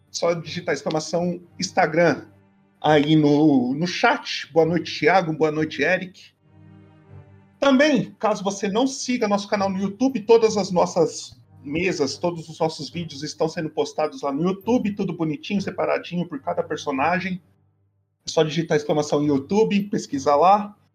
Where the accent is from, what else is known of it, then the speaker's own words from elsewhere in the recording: São Paulo, Brazil; sou daqui de São Paulo.